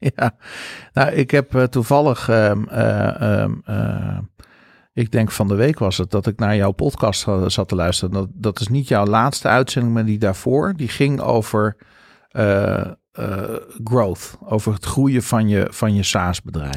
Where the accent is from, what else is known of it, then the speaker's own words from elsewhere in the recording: Netherlands; wij als Nederlanders doen.